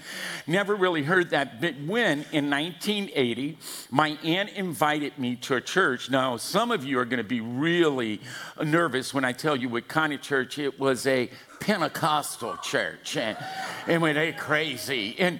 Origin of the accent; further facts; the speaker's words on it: Louisiana, United States; now in California, United States; Good God, you can tell I'm from Louisiana.